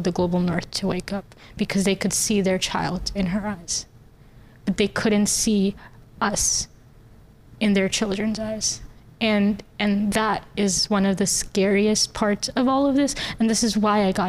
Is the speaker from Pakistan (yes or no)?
yes; Pakistan; moved away; The house that I grew up in Pakistan, we didn't have a door, actually.